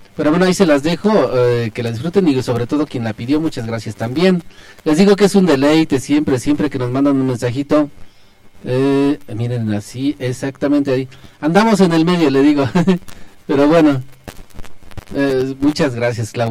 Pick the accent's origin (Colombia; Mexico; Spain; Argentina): Mexico; Belén; la fiesta de mi rancho, yo soy de Belén